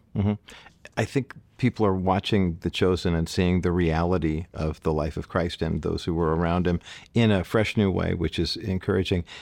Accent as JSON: {"language": "English", "region": "California", "country": "United States", "said": "California guys like me"}